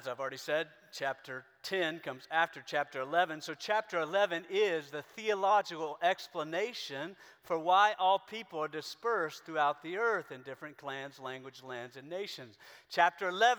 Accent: South Carolina, United States; I grew up in South Carolina.

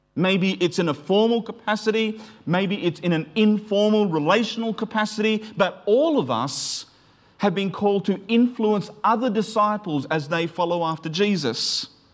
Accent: Queensland, Australia; where I grew up in Queensland

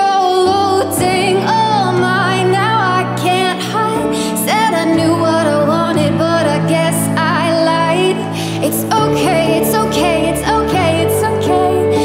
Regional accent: Zanesville, Ohio, United States; I'm from Zanesville, Ohio

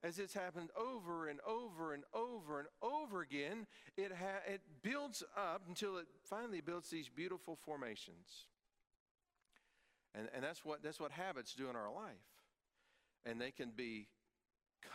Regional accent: East Tennessee, United States; When I grew up in East Tennessee, there was a tourist attraction nearby called Forbidden Caverns

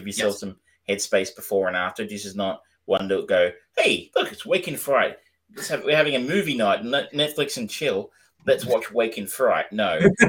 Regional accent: Australia; I'm an Australian

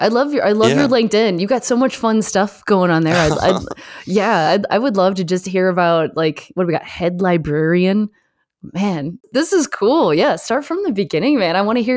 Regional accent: Michigan, United States; also born or lived in Canada; I grew up in Michigan and Canada. So like in that area, that you definitely get the seasons and all that.

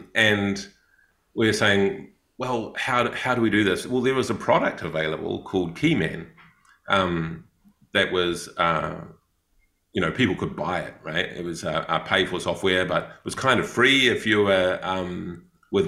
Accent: New Zealand; accent: Kiwi; moved away; also born or lived in Thailand / Cambodia; I'm a Kiwi

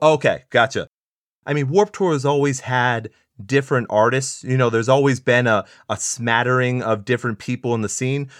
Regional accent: San Antonio, Texas, United States; what I grew up on in San Antonio

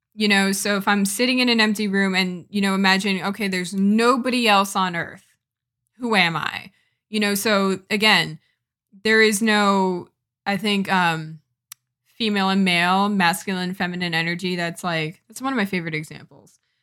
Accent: Connecticut, United States; I am a Jamaican American from Connecticut.

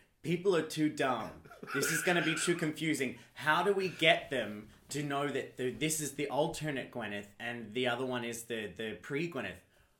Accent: Australia; I am Australian.

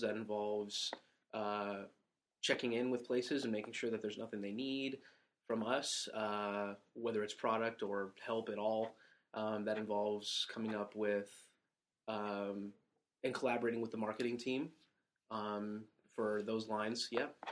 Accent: San Diego, California, United States; moved away as an adult; I was born and raised in San Diego, California

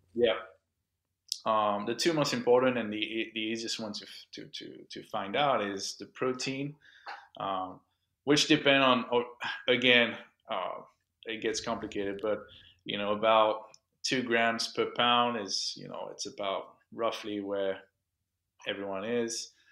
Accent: London, United Kingdom; accent: Franglish; also born or lived in Miami; now in Orlando, United States; born and raised in, in the U K, uh, London

